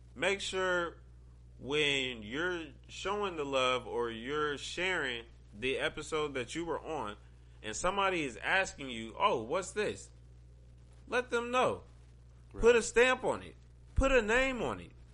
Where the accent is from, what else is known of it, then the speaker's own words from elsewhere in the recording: Ohio, United States; I'm from Ohio